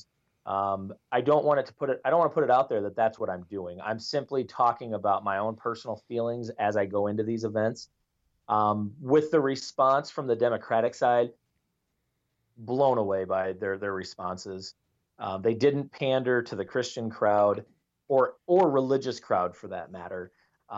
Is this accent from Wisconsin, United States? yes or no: no; Iowa, United States; my favorite part about living in Iowa